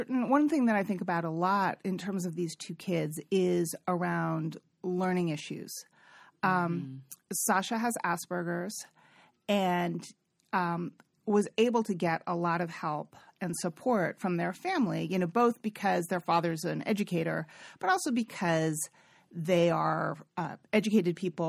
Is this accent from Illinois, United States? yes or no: no; California, United States; I'm from the Bay Area. I really have a lot of sophistication around sexuality and gender and all this stuff.